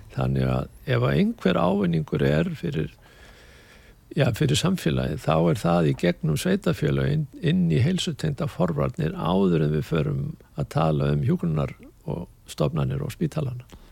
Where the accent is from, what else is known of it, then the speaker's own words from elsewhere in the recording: Hafnarfjörður, Capital Region, Iceland; moved away as an adult; also born or lived in Cologne, Germany; byrjaði fljótlega að æfa í, hjá FH á sínum tíma bæði handbólta og hóbólta